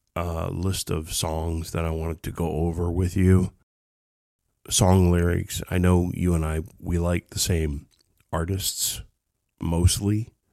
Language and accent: English; Ohio, United States; also born or lived in Kentucky; I was born in Ohio, small town.